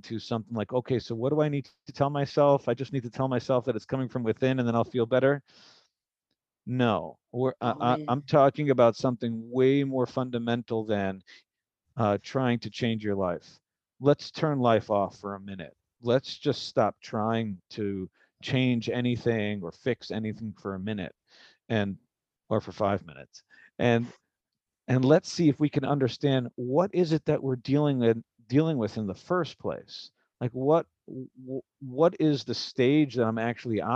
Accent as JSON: {"language": "English", "town": "Milwaukee", "region": "Wisconsin", "country": "United States", "tie": "born or raised there", "said": "I was born and raised in Milwaukee, Wisconsin"}